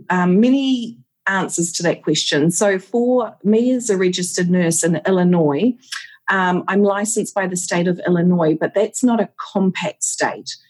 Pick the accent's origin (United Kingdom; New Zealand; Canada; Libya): New Zealand; I don't know whether it's being just a Kiwi as well, but a strong work ethic, pulling together, looking after each other